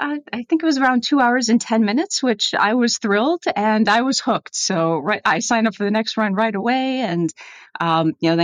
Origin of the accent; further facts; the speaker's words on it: Northeast, United States; moved away as an adult; also born or lived in Gainesville, Florida; growing up in the Northeast, I played hockey